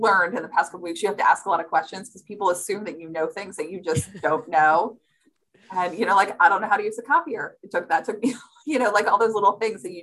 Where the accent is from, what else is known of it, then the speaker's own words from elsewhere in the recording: Allentown, Pennsylvania, United States; moved away as an adult; also born or lived in New York / Baltimore; I grew up in Allentown